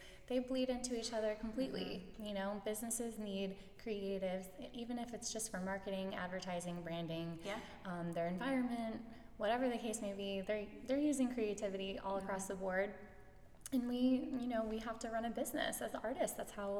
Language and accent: English; St. Petersburg, Florida, United States; I was born and raised in St. Pete.